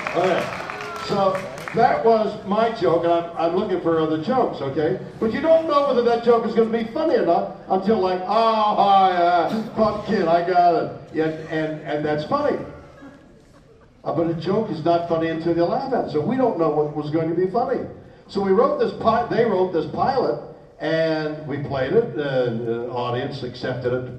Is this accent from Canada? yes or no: yes; Canada; now in Los Angeles, United States; I'm a Canadian. I'm still a Canadian